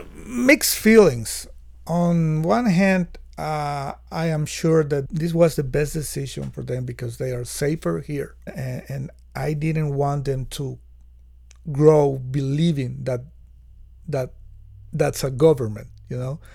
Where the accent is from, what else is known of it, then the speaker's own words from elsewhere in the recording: Nicaragua; I come from Nicaragua